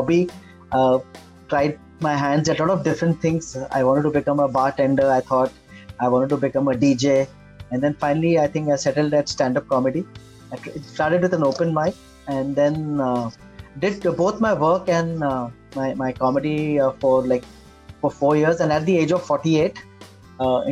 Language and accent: English; Mumbai, Maharashtra, India; I'm a Bombay boy and I grew up, I was born in Khar, suburb of Khar, and we were there till 1975.